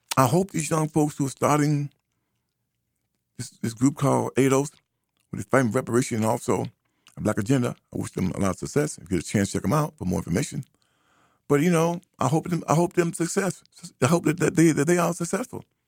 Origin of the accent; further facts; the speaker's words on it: United States; black American